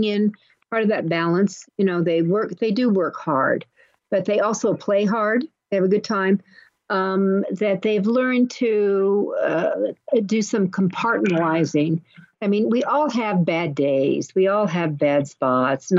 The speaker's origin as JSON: {"language": "English", "town": "Los Angeles", "region": "California", "country": "United States", "tie": "born or raised there", "said": "someone who was born in L.A."}